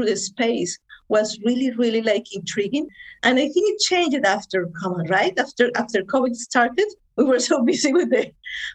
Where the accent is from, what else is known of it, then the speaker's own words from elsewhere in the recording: Colombia; moved away; also born or lived in Canada; I am original from Colombia.